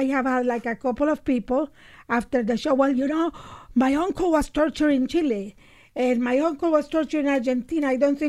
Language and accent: English; Nicaragua; moved away; I grew up in Nicaragua during a revolution.